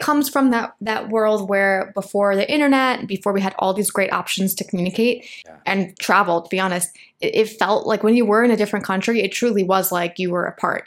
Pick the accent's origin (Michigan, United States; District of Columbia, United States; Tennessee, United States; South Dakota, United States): Michigan, United States; also born or lived in Los Angeles, United States; now in Medellín, Colombia; I grew up in Michigan.